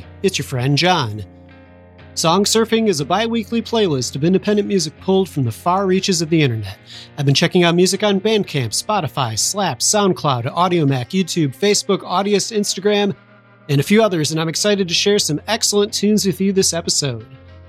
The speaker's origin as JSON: {"language": "English", "town": "Chicago", "region": "Illinois", "country": "United States", "tie": "born or raised there", "said": "my hometown, Chicago."}